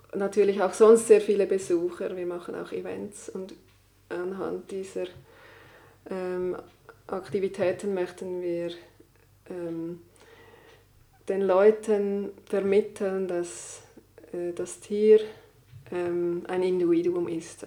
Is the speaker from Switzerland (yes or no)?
yes; Switzerland; bei uns in der Schweiz